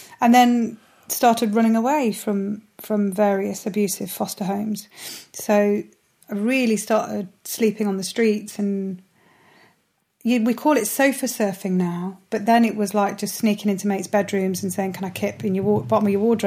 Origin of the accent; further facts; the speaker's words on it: Nottingham, East Midlands, United Kingdom; moved away as an adult; also born or lived in New York; I love the city I'm from, and I'm proud to be from there